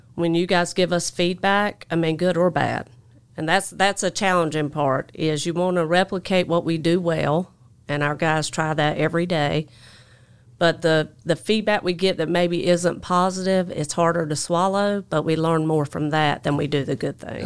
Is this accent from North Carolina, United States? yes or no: yes; Jacksonville, North Carolina, United States; accent: twang; also born or lived in Alabama; I grew up in Jacksonville, North Carolina